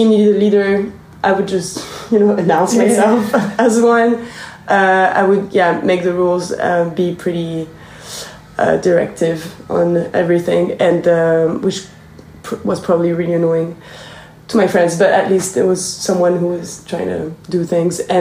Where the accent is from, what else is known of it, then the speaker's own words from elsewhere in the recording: near Lille, Hauts-de-France, France; English is a second language; I grew up in the north of France, next to Lille.